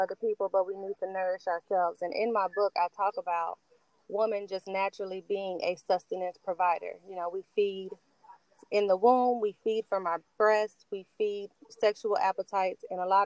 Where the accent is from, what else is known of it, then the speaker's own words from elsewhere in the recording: Charlotte, North Carolina, United States; also born or lived in Cincinnati, Ohio; I'm originally from Charlotte